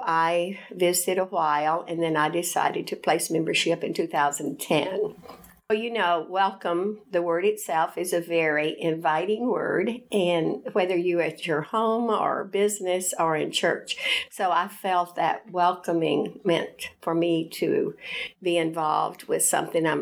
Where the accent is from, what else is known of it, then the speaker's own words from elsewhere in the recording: Fayetteville, Tennessee, United States; I was born in Fayetteville, Tennessee, and after going to school there and enjoying it, I came to Lipscomb